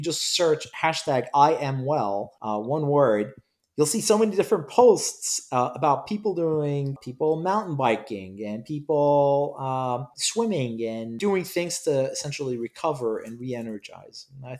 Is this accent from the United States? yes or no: no; Cyprus; English is a second language; also born or lived in Iraq / United Kingdom; I was born in Iraq and I left Iraq and traveled the world with my parents. Sadly, I don't remember many of the places I visited, but my parents claim that I've been around the world, so I have to believe them. I grew up, ultimately, I attended school in Cyprus and in the United Kingdom